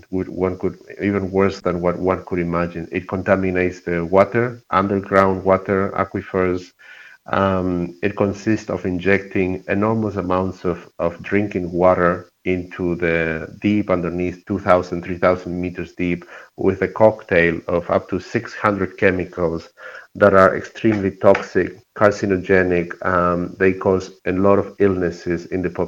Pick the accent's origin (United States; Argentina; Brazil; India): Argentina; English is a second language; I come from Argentina. I'm a scientist.